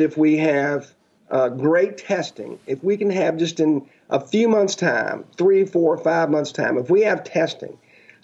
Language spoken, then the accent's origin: English; United States; as American people